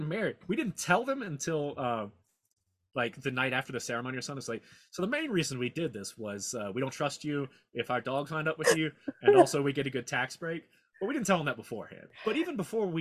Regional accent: Mississippi, United States; also born or lived in Memphis, Tennessee; I was born in Memphis, Tennessee. I grew up in Mississippi

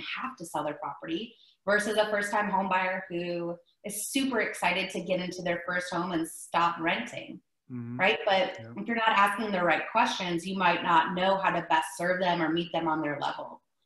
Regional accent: Ohio, United States; moved away as an adult; also born or lived in Myrtle Beach, South Carolina; now in Texas, United States; I'm originally from Ohio

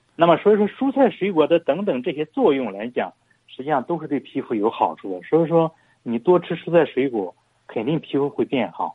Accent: China; 我们中国人富裕了嘛

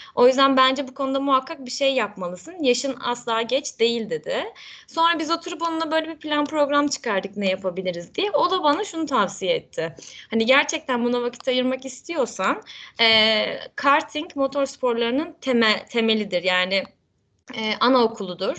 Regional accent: Kırklareli, Turkey; moved away as an adult; also born or lived in Istanbul; ben doğma büyüme 40'lerliyim.

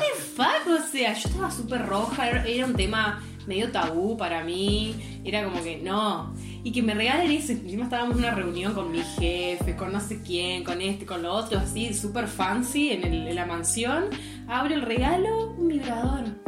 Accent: General Roca, Río Negro, Argentina; moved away as an adult; also born or lived in Germany; yo soy de Río Negro, de la Patagonia Argentina. Eh, nací en una ciudad llamada General Roca.

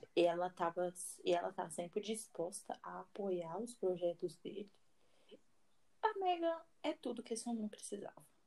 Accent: Brazil; eu sou brasileira, não consigo falar inglês direito

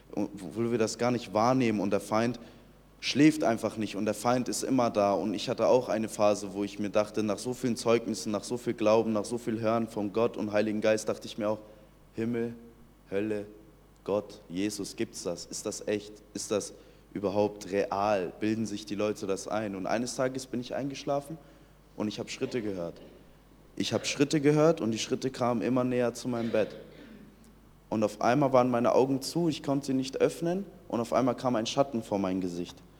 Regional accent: Iran; ich bin 2003 im Iran geboren

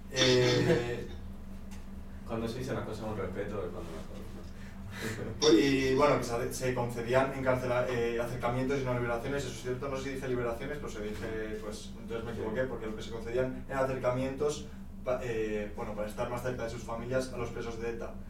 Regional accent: Canary Islands, Spain; Entonces, yo que como soy canario no tengo, pues.

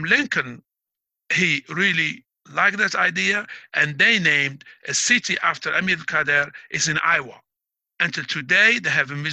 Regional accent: Biskra, Biskra Province, Algeria; moved away as an adult; also born or lived in Mghayar, Algeria; now in United States; Biskra is where I was raised, but I was born in Mghayar

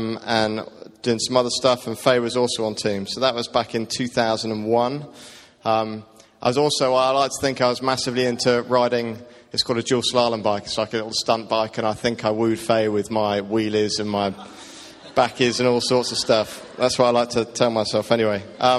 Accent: South of England, United Kingdom; now in Teesside, United Kingdom; I grew up in the south of England, hence I'm not from around here. My dad is now retired. He was a vicar, a Church of England vicar, so I grew up in a vicarage, and I was surrounded by church and everything that that is.

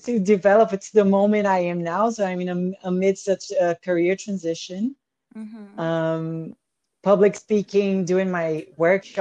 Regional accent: Salvador, Bahia, Brazil; moved away; I grew up in Brazil, between the farmhouse and the beach house.

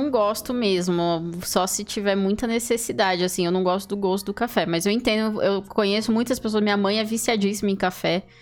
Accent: São Paulo, Brazil; Eu sou paulista

